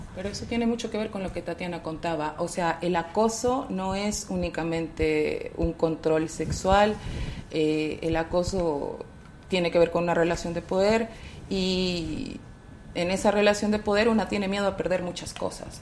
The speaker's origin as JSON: {"language": "Spanish", "region": "Nuevo León", "country": "Mexico", "said": "en el estado de donde yo soy originaria, Nuevo León"}